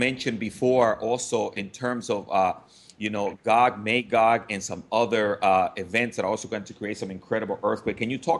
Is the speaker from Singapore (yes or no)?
no; Dominican Republic; now in Florida, United States; I was born in the Dominican Republic. We immigrated here around 1976, 77, around there.